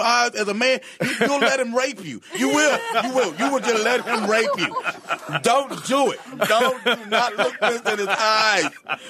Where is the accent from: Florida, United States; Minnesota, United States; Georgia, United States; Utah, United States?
Georgia, United States; Atlanta; Here's the thing. I'm on the phone, and I'm from Atlanta, right?